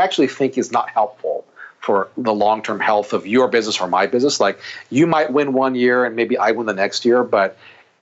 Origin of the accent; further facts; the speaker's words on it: Oahu, Hawaii, United States; now in Chicago, United States; Hawaii. That's I'm born and raised there